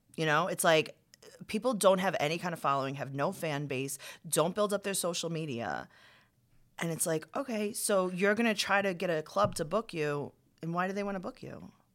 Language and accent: English; New York City, New York, United States; I'm from Queens